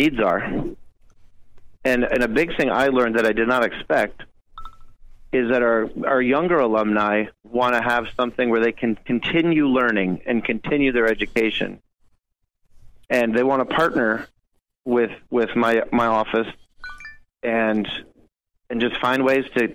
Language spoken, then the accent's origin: English; Connecticut, United States; moved away; I was born in Connecticut, the half that likes Boston.